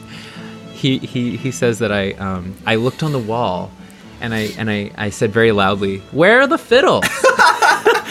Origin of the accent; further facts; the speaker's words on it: Centralia, Washington, United States; I grew up in Washington State, in a town called Centralia